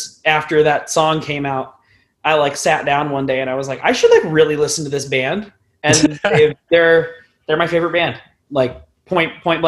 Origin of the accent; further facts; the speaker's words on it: Westerville, Ohio, United States; also born or lived in Columbus area, Ohio; growing up in Westerville, which is the suburb that I have kind of like stayed in for the most part